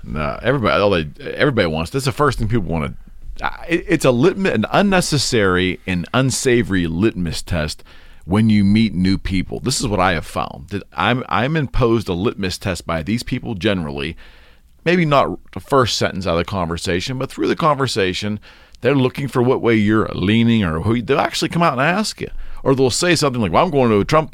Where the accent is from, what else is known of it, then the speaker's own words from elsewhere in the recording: United States; as an American